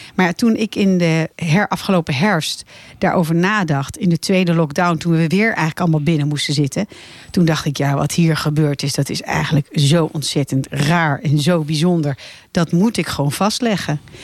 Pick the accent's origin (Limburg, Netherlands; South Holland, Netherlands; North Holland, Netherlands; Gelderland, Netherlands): North Holland, Netherlands; Laren; now in Blaricum, Netherlands; ik kom eigenlijk oorspronkelijk uit Laren. Oh, dus ik ben een beetje een Larense die nu in Blaricum woont